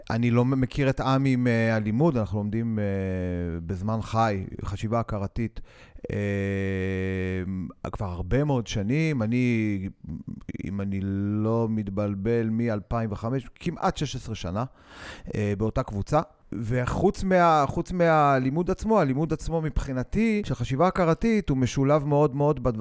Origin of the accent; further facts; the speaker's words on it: Israel; גדלתי בבית חילוני לחלוטין, ישראלי חילוני לחלוטין, עם הורים וסביבה שלא היו מקושרים.